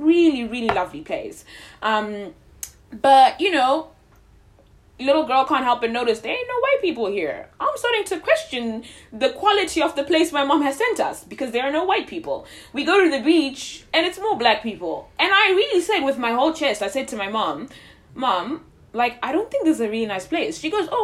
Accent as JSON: {"language": "English", "country": "Zimbabwe", "tie": "born or raised there", "moved": "yes"}